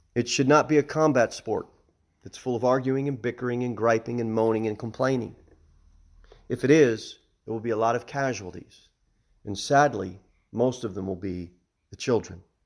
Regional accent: New Jersey, United States; moved away; I'm from, I'm from New Jersey

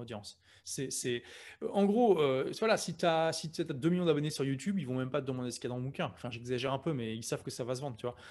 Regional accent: Lille, Hauts-de-France, France; moved away as an adult; now in London, United Kingdom; moi je suis de Lille

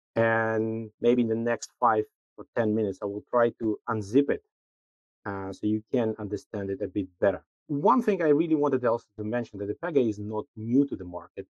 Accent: Minsk, Belarus; moved away as an adult; also born or lived in Amsterdam, Netherlands; I'm originally from Minsk, Belarus, but pretty early in my career, I moved to Amsterdam, to the Netherlands

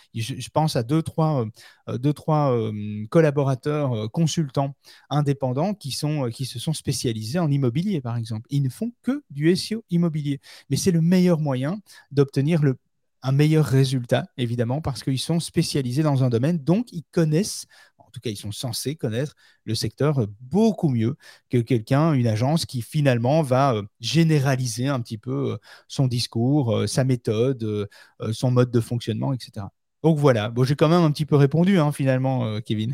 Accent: Belgium; chez nous en Belgique

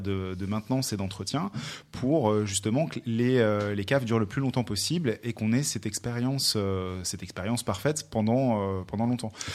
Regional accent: France; je suis français

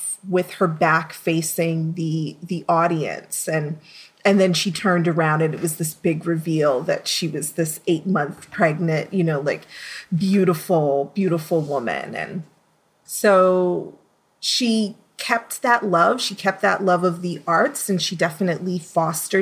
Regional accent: New York City, New York, United States; I'm from Brooklyn, New York. I was born and raised

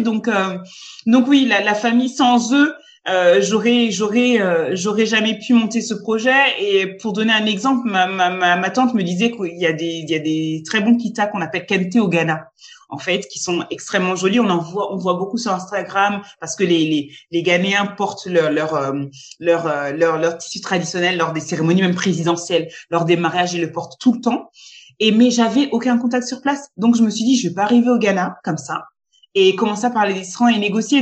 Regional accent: France; also born or lived in Côte d'Ivoire; je suis française et ivoirienne et je vis, euh, je, je, vis en France, mais je travaille au Luxembourg.

